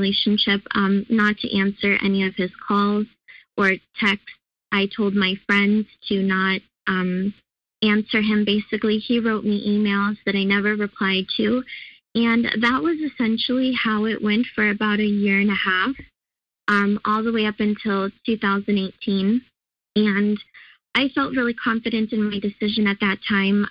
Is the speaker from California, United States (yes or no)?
yes; California, United States; moved away as an adult; also born or lived in Chicago; I moved from Chicago to California, and where my parents live and where I grew up before I moved to Chicago for school